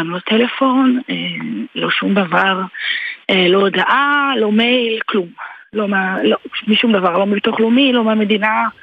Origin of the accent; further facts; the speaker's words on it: Givolim, Southern District, Israel; אני ממושב גבעולים, זה ליד נתיבות.